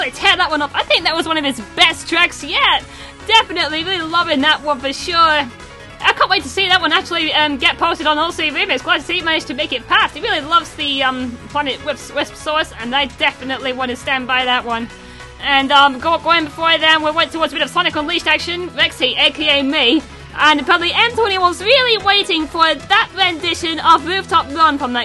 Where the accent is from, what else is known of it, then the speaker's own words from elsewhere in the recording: near the Scottish border, the north of England, United Kingdom; I'm not from Scotland, but I'm not too far from the border